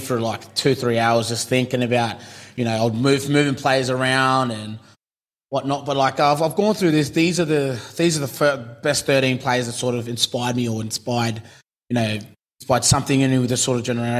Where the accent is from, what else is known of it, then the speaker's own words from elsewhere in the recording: Cairns, Queensland, Australia; So I'm a boy from Cairns